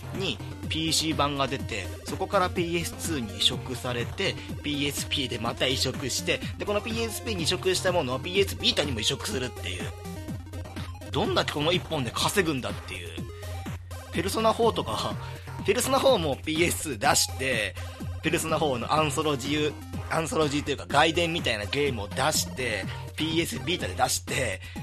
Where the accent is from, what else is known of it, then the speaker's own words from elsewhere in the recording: Kansai, Hyogo, Japan; moved away as an adult; now in Tokyo, Japan; 僕はね、もちろん関西出身なんで